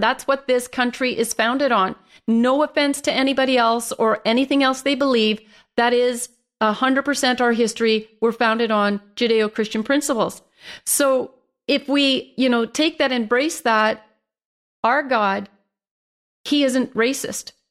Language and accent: English; Canada; my hometown that I was born and raised in.